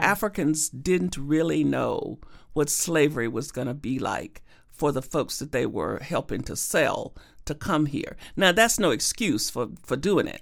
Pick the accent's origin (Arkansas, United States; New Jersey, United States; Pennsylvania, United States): Arkansas, United States; growing up in Arkansas and segregated Arkansas with a sharecropping father